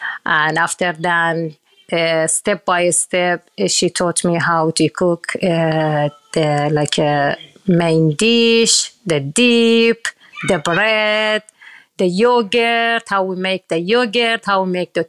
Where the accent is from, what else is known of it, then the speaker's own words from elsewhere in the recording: Ahvaz, Khuzestan, Iran; English is a second language; And most of the people in South Iran, Ahvaz, because we have the big river in the city, every day the people catch the fresh fish.